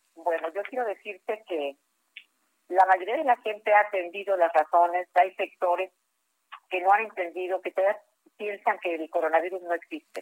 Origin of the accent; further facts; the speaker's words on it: Acapulco, Guerrero, Mexico; ese amor a mi tierra